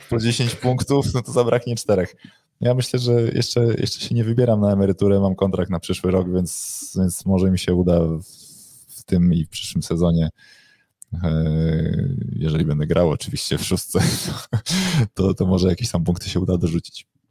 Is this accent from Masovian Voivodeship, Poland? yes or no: yes; Warsaw, Masovian Voivodeship, Poland; jestem z Warszawy, jestem za Warszawą